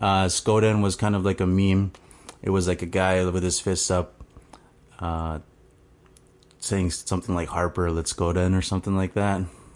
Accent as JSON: {"language": "English", "town": "Cross Lake", "region": "Manitoba", "country": "Canada", "said": "I am Cree from Swampy Cree from Treaty 5. Cross Lake is the reserve that's 8 hours north of Winnipeg. Yeah. That's where I'm from."}